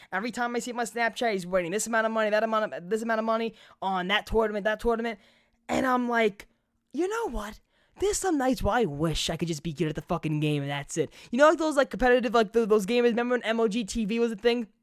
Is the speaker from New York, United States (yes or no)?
yes; New York, United States; I'll rep my hometown